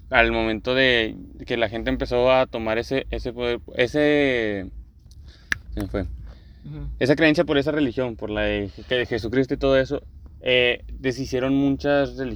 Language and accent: Spanish; Mexico